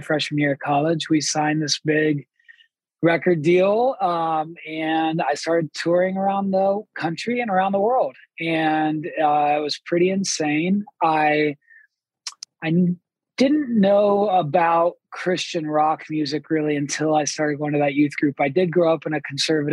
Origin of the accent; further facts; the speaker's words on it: Columbus, Ohio, United States; I'm from Columbus, Ohio